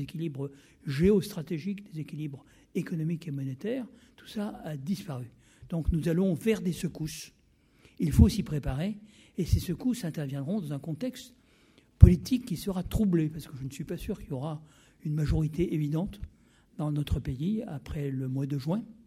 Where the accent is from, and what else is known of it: France